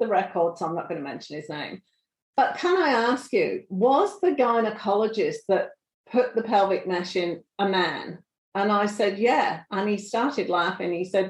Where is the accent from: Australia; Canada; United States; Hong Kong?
Australia; being Australian